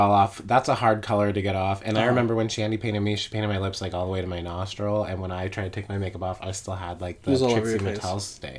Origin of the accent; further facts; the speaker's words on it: Indiana, United States; I'm from Indiana.